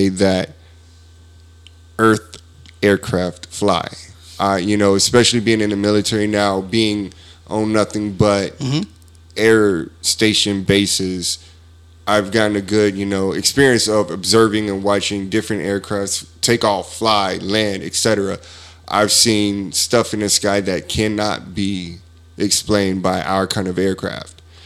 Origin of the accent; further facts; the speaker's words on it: United States; I'm American